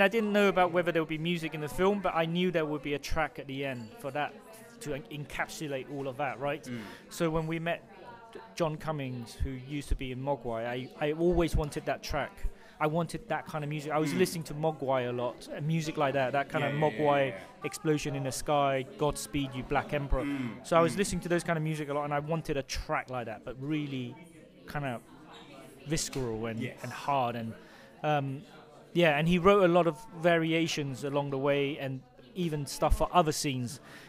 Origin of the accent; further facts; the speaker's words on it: London, United Kingdom; I mean, I grew up, you know, I grew up in London, Britain, and I feel very British